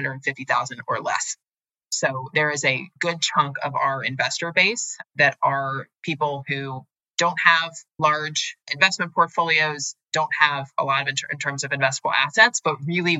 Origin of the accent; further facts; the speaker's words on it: United States; which was more of a value system I grew up in America